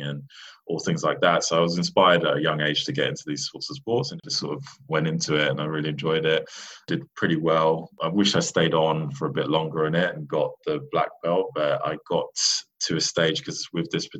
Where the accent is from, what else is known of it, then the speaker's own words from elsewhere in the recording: London, United Kingdom; also born or lived in New York; I was born in New York and raised over in London